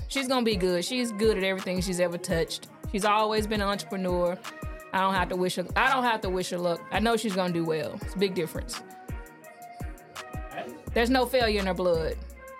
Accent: Memphis, Tennessee, United States; I'm from Memphis, Tennessee.

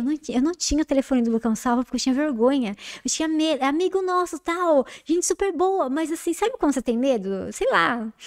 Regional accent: Jundiaí, São Paulo, Brazil; A gente vem de Jundiaí

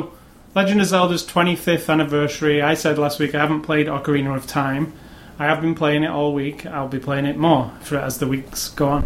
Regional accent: United Kingdom; I'm very British.

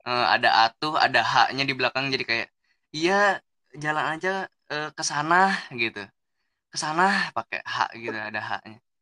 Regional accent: Bekasi, West Java, Indonesia; also born or lived in Sukabumi / Jakarta; now in Tangerang, Indonesia; Betawi aja soalnya kan emang gue lahir di Bekasi

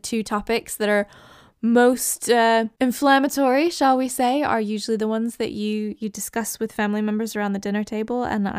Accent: United States; moved away as an adult; now in United Kingdom; I get people guessing that I'm Canadian, Irish, Scottish. I'm actually American, but I have lived in England for over a decade now. England is my home.

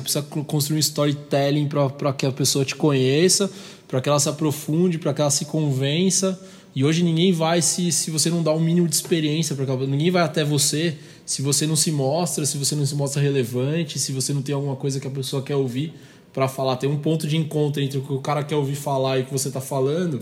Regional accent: Brazil; a gente está no país do samba

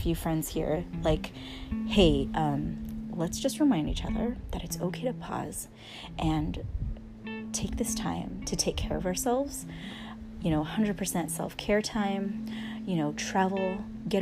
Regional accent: San Diego, California, United States; moved away as an adult; also born or lived in Los Angeles / San Francisco Bay Area; now in Maui, United States; especially coming from, well, San Diego, we both moved to LA, and then the Bay, I moved to the Bay

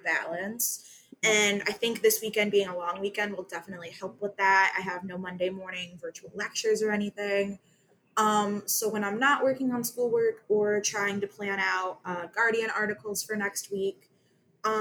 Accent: United States; I come from Lake County, so I'm on the complete opposite side of the state

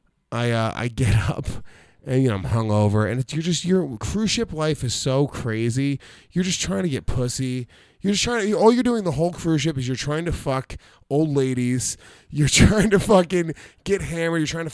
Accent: New York City, New York, United States; I'm from New York City.

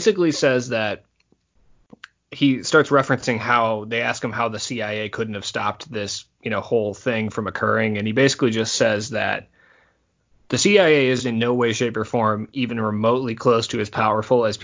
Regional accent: Rockford, Illinois, United States; my hometown of Rockford, Illinois

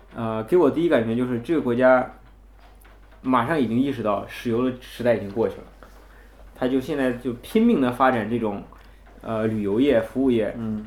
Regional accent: China; 我们中国人

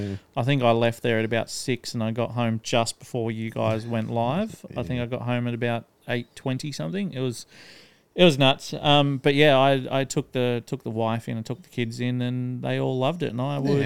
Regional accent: Gosford, New South Wales, Australia; born there; in Gosford and I hate the fucking Mariners.

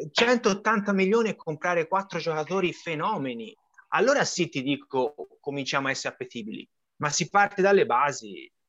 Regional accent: Florence, Tuscany, Italy; Io non voglio fare l'applauso alla Juventus perché io da Fiorentino Doc figuratevi che posso

